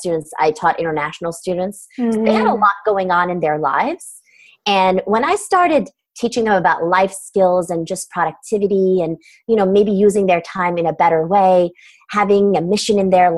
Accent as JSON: {"language": "English", "region": "Istanbul", "country": "Turkey", "tie": "born or raised there", "second_language": "English", "moved": "yes", "said": "I'm originally from Istanbul, Turkey"}